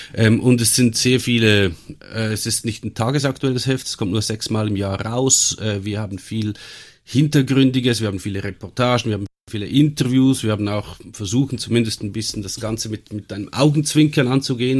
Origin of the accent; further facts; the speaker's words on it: Switzerland; ich bin aber in der Schweiz geboren und aufgewachsen